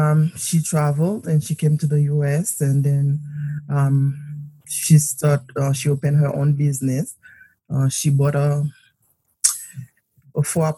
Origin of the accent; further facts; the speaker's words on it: Port-au-Prince, Haiti; moved away; I was born in Port-au-Prince, Haiti.